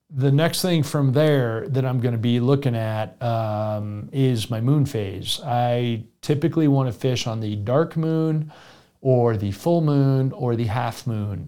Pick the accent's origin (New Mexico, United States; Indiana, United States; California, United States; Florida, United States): Florida, United States; South; moved away; also born or lived in the West; I grew up in South Florida